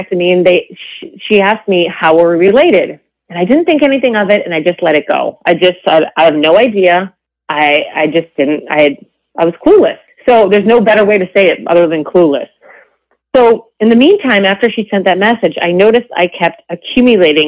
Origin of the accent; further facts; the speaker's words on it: New England, United States; also born or lived in Canada; I am from New England, but I was born in Canada